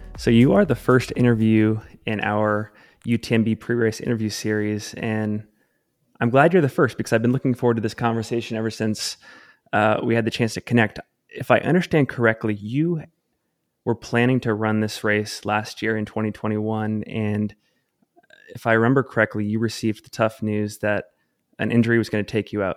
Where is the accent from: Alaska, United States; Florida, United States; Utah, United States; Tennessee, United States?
Utah, United States; Salt Lake City; my hometown, Salt Lake City, Utah.